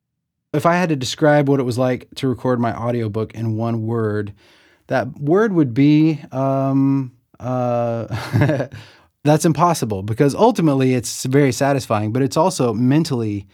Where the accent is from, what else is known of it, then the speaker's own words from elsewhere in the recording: the South, United States; I grew up in the South mostly, and my parents called our pants britches